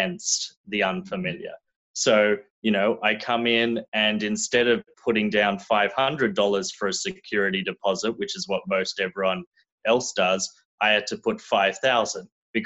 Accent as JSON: {"language": "English", "country": "Australia", "tie": "born or raised there", "moved": "as an adult", "lives_now": "Los Angeles, United States", "said": "So I was born and raised in Australia, did my whole schooling there, did my college degree there, moved to America after doing a couple of exchanges."}